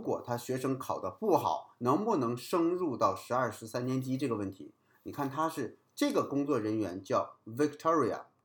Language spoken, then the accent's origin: Chinese; China; 我们中国人的语文